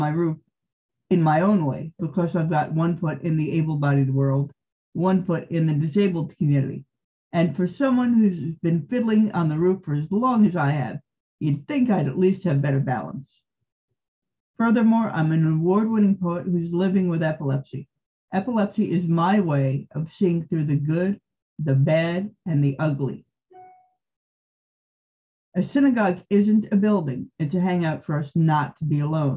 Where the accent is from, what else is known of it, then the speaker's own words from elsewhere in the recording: Montclair, New Jersey, United States; now in California, United States; I grew up in Montclair, New Jersey from 1971 to 1986